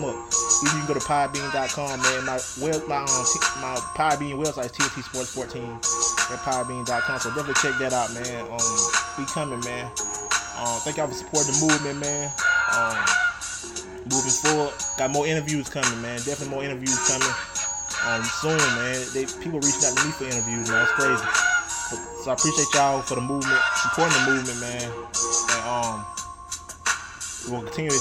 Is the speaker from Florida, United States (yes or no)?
no; Alabama, United States; Alabama, of course, again, in my home state